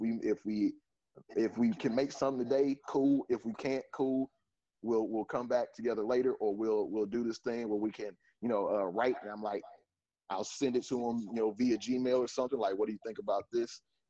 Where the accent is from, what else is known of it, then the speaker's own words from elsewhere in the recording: Detroit, Michigan, United States; we're from Detroit